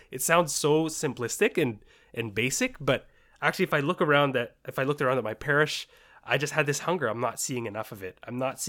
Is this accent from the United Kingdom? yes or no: no; Richmond, British Columbia, Canada; also born or lived in Bahrain; I was born in the Middle East in Bahrain and then flew around, moved around, and then finally settled in Richmond in 1998.